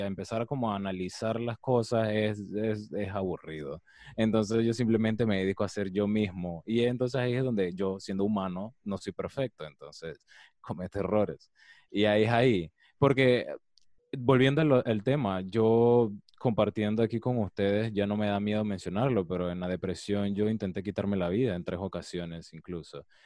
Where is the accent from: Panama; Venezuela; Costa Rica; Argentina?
Panama; Colón; yo soy de Colón